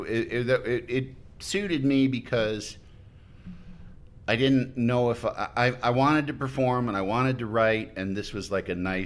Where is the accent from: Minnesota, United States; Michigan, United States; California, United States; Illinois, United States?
Illinois, United States; Yorkville; moved away; I grew up in Yorkville, which is out past Aurora, kind of straight west